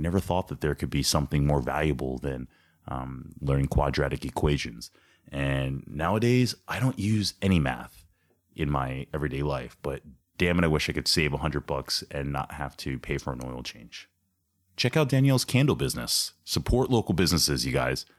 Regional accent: Ambler, Pennsylvania, United States; Ambler has a very special place in my heart, obviously, uh, being that it's my hometown

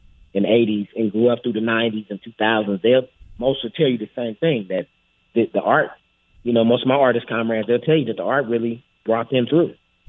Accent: Los Angeles, California, United States; Growing up in Los Angeles, California, through gang culture

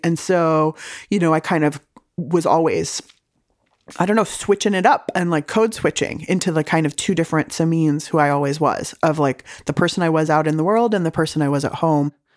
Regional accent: San Diego, California, United States; also born or lived in Berkeley; I grew up in San Diego eating delicious home cooking

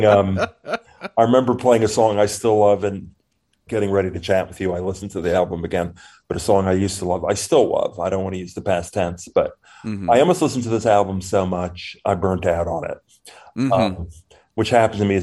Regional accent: New York, United States; I grew up in New York

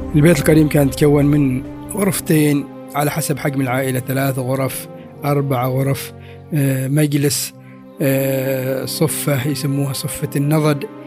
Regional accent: Oman; حياتنا كعمانيين

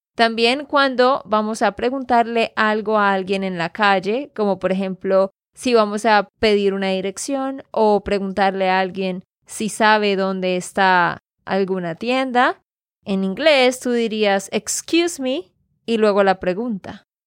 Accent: Santander, Colombia; de Santander, Colombia

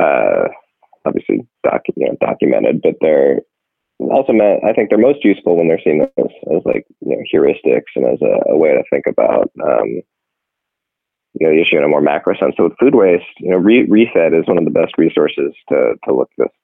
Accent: San Francisco, California, United States; this is my hometown. This is my community

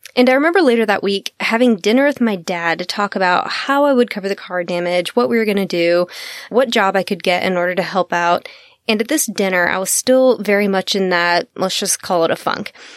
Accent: Texas, United States; I'm from Texas. I am a Southern gal

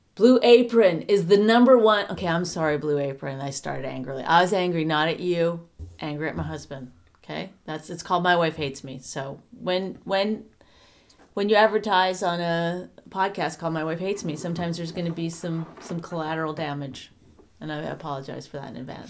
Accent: New Jersey, United States; I'm from New Jersey

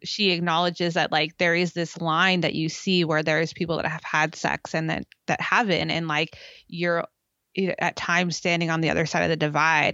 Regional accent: California, United States; growing up in California

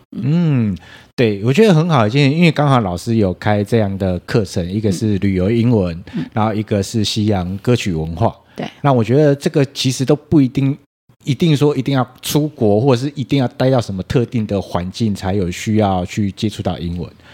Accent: Taiwan; 我们台湾人对于英文这件事情，读跟写是很擅长的

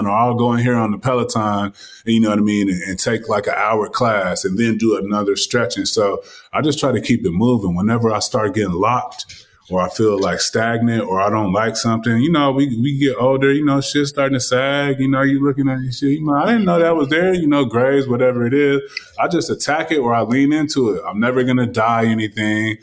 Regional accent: California, United States; I'm from Cali

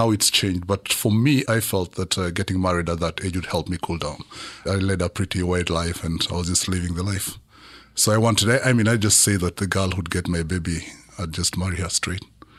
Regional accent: Kenya; born there; Yeah, I was born in Kenya 48 years ago.

